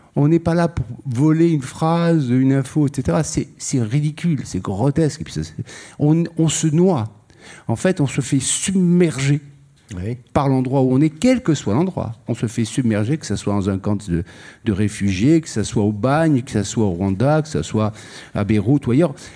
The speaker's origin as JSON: {"language": "French", "town": "Algiers", "region": "Algiers Province", "country": "Algeria", "tie": "born or raised there", "said": "je suis né à Alger et mon père et mon grand-père ont été assassinés le même jour"}